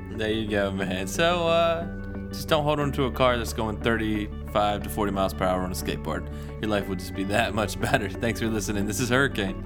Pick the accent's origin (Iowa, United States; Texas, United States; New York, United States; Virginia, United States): Virginia, United States; Virginia Beach; we're growing up in Virginia Beach